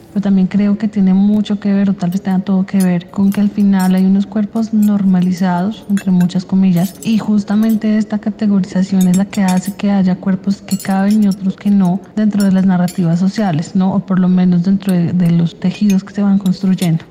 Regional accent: Bogotá, Bogotá Capital District, Colombia; also born or lived in Cauca; now in Soacha, Colombia; Nací en Bogotá y viví muchos años en el departamento del Cauca, más o menos 8, 7, algo así

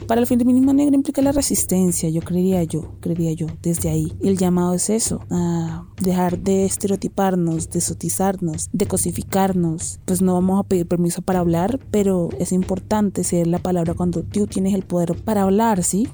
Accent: Nuquí, Chocó, Colombia; now in Bogotá, Colombia; soy de Nukichuko

